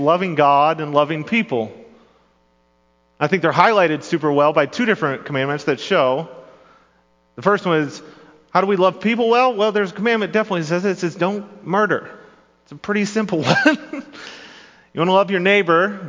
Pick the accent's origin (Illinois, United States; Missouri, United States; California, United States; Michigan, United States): Michigan, United States; Grand Rapids; I grew up in Grand Rapids, Michigan, or surrounding areas